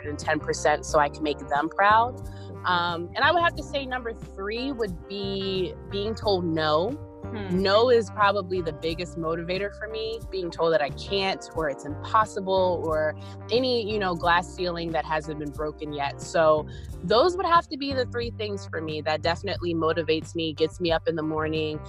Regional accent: Philadelphia, Pennsylvania, United States; I'm from Philadelphia, Pennsylvania.

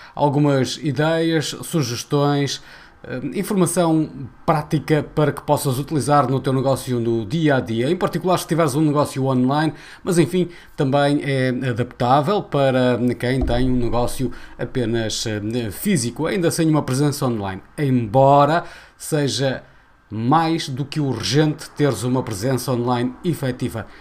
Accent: Portugal; enquanto portugueses

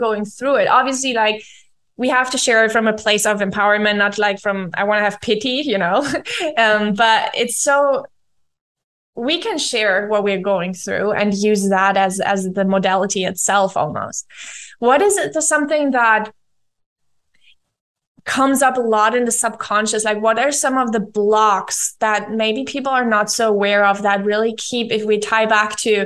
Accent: Germany; English is a second language; moved away as an adult; now in Argentina; I'm living in Argentina. I'm from Germany

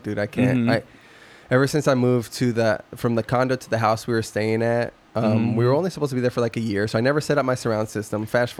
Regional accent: Yuma, Arizona, United States; moved away; I have family. So I'm from Yuma, so I get lots of family.

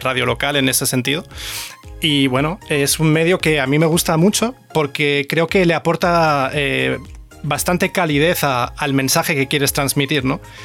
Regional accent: Córdoba, Andalusia, Spain; accent: cordobés; also born or lived in Germany; soy cordobés

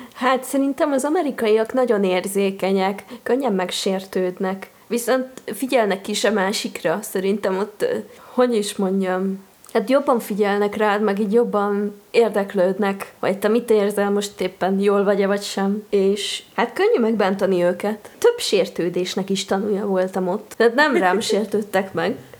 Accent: Nagykanizsa, Zala, Hungary; now in Budapest, Hungary; én ugye nagykanizsai vagyok

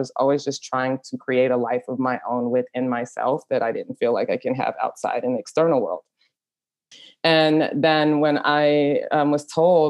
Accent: Dallas, Texas, United States; moved away as an adult; also born or lived in Europe; growing up in Dallas is very repressive. I grew up in a Trinidadian family that migrated to Dallas

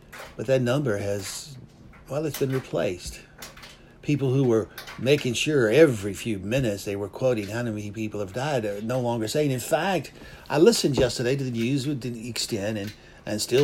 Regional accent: the South, United States; I was raised in the South

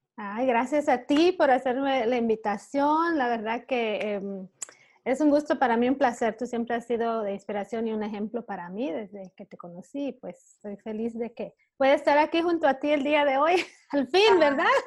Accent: Belize; moved away as an adult; now in Chicago, United States; yo originalmente soy de Belice

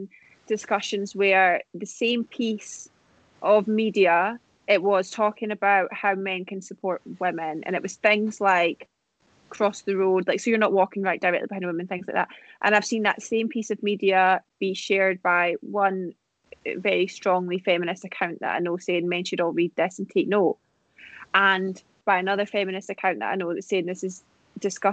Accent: United Kingdom; moved away; I'm British

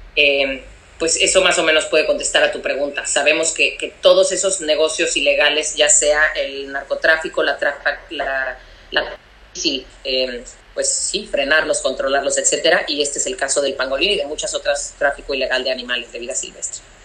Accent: Cancún, Quintana Roo, Mexico; moved away; yo soy de Cancún, yo cre, crecí en Cancún y allá sigue viviendo mi familia.

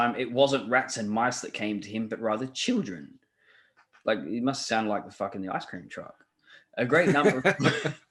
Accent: Australia; I'm an Australian

